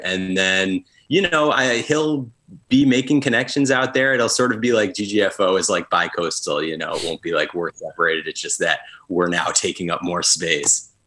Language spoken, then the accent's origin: English; near Albany, upstate New York, United States; moved away as an adult; now in Brooklyn, United States; Luke and I both grew up in upstate New York. Actually, like a uh, half hour apart. I grew up near Albany